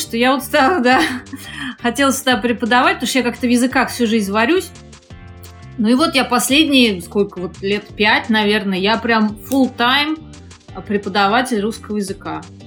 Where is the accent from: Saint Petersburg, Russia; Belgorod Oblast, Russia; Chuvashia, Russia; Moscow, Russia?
Moscow, Russia; moved away as an adult; now in Malaysia; Я вообще из Москвы